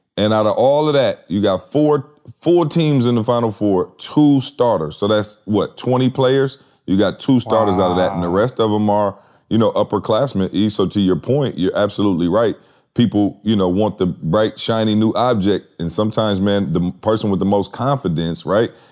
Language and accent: English; Lansing, Michigan, United States; I grew up in Lansing, so I can almost see, you know, Spartan Stadium, the Breslin from my house growing up my entire life